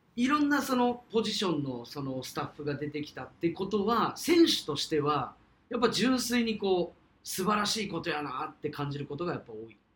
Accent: Kyushu, Fukuoka, Japan; 我々と同じこう、九州、福岡出身

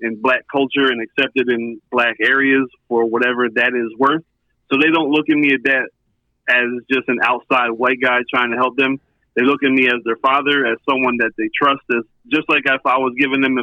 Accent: Philadelphia, Pennsylvania, United States; now in Charlotte, United States; where we're from Philly

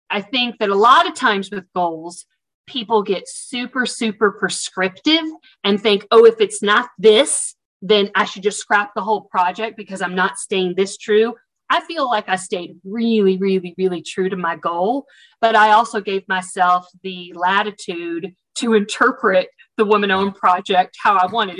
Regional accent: the South, United States; accent: Southern; you'll pick up on my Southern accent from the South

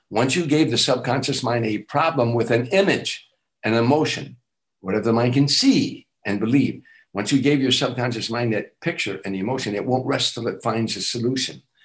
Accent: Chicago, Illinois, United States; moved away as an adult; I'm from Chicago

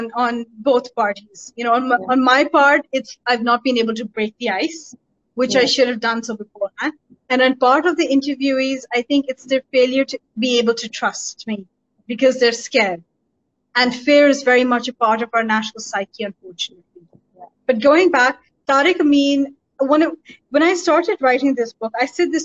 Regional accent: United Kingdom; moved away as an adult; also born or lived in London; now in Pakistan; having grown up in the West as a brown female, as a South Asian, as a Pakistani, as a minority member

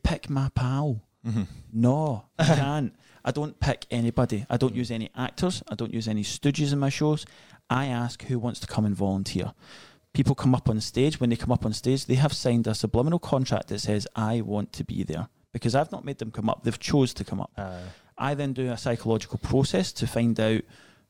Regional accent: Scotland, United Kingdom; accent: Scottish; I'm Scottish

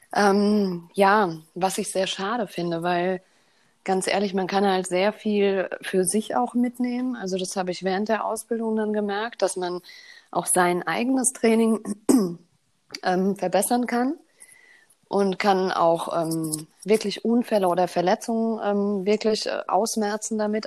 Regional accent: Bavaria, Germany; Ich bin in Bayern groß geworden.

